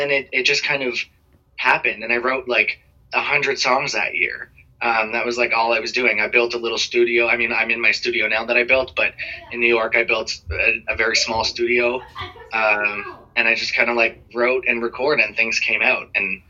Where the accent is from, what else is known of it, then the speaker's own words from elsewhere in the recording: Toronto, Ontario, Canada; Well, I've lived in Toronto my whole life. Toronto's great. I love Toronto.